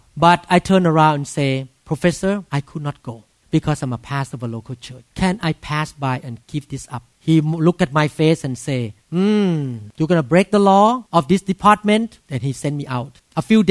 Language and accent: English; Thailand; English is a second language; moved away as an adult; now in Seattle, United States; I'm a doctor, a neurosurgeon from Thailand